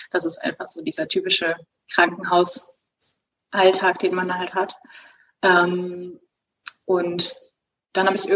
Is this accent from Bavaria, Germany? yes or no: no; Cologne, North Rhine-Westphalia, Germany; now in Bochum, Germany; In Bochum. In Bochum. Ich komme ursprünglich aus Köln und würde